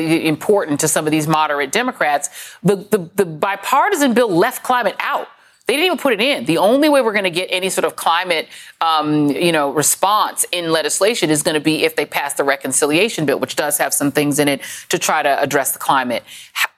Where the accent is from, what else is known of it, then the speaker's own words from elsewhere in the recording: Denver, Colorado, United States; I grew up in Denver, Colorado